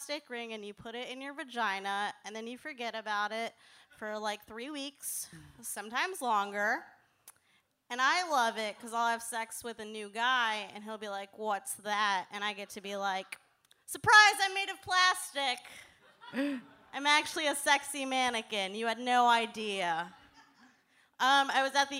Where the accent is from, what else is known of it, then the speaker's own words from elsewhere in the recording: Austin, Texas, United States; I'm from Austin